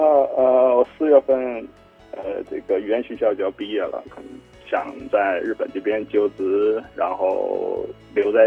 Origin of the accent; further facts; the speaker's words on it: Liaoning, China; now in Fukuoka, Japan; 是的，是的，我的家乡也是在，同样也是在海边，呃，所以我也比较喜欢有海的地方嘛。